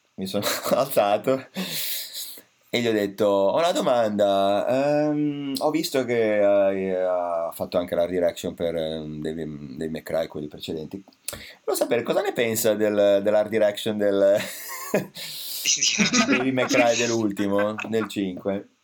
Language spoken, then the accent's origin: Italian; Italy; italiani, eh, italiano